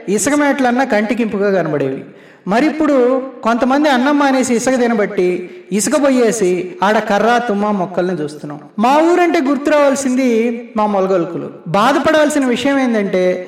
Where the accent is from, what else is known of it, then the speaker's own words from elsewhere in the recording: Nellore, Andhra Pradesh, India; నేను అసలు సీసలు నెల్లూరుని